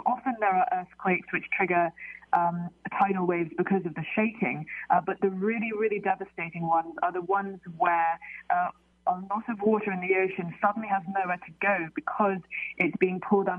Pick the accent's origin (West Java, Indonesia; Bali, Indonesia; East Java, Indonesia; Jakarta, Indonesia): Jakarta, Indonesia; I was born in Jakarta. I grew up in Indonesia, and I was taught the story of Krakatoa from childhood, really.